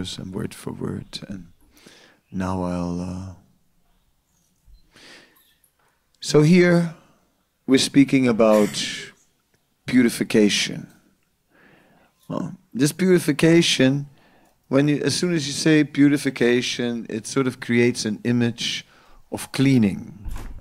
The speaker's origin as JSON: {"language": "English", "country": "Netherlands", "said": "I'm from the Netherlands, so you want to have a swimming diploma in the Netherlands"}